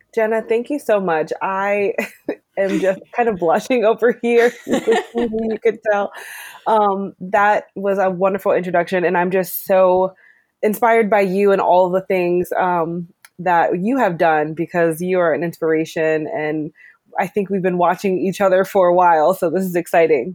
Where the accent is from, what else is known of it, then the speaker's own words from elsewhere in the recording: Maryland, United States; also born or lived in Annapolis, Maryland; I grew up Mar- in Maryland. Um, I grew up in Glen but spent most of my summers in Annapolis